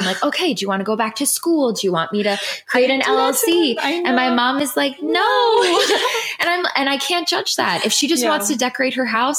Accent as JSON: {"language": "English", "country": "Philippines", "said": "I do love being Filipino and I love my mother and I attach the two so much."}